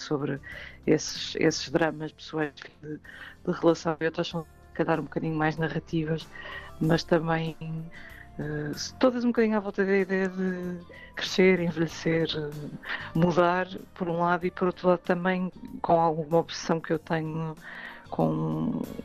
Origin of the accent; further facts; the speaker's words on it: Porto, Norte, Portugal; é a minha cidade natal